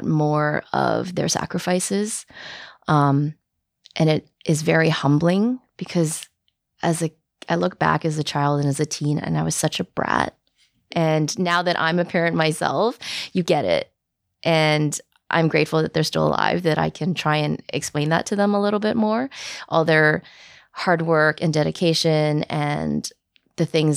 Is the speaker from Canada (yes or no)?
yes; Vancouver, British Columbia, Canada; I'm born and raised in Vancouver